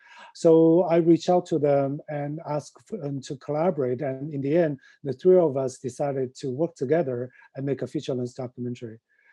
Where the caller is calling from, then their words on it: New York City, New York, United States; I'm calling from New York City.